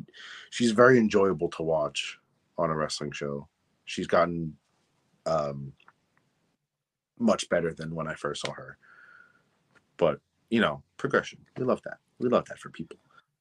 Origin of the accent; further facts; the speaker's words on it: New York, United States; my home state of New York